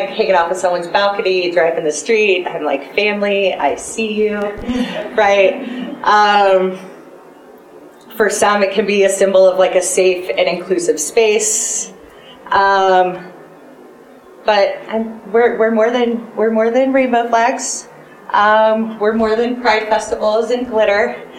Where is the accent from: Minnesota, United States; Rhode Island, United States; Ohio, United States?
Ohio, United States; Toledo; now in Denver, United States; Growing up in Northwest Ohio. In a Rust Belt blue collar. I think it's technically still considered a city. Toledo, Ohio